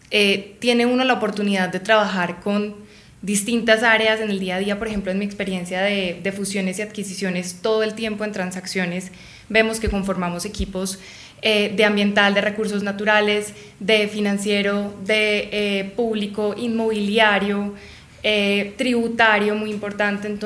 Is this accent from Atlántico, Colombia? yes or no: no; Medellín, Antioquia, Colombia; now in Bogotá, Colombia; Yo soy de Medellín, soy paisa. Allá no hay tanta oferta de firmas como lo, lo hay acá o como las hay acá en Bogotá.